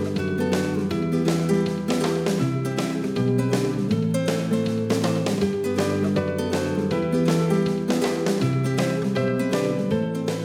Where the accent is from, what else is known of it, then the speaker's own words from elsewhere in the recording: Portland, Oregon, United States; now in Orange, United States; I'm from Portland, Oregon